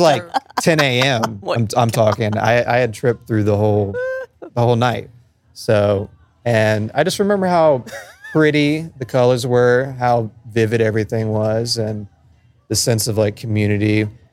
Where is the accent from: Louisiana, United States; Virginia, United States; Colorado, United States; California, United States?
Louisiana, United States; New Orleans; we're from New Orleans